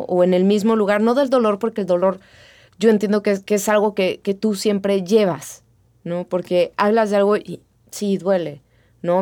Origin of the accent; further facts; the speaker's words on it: Mexico; así somos los mexicanos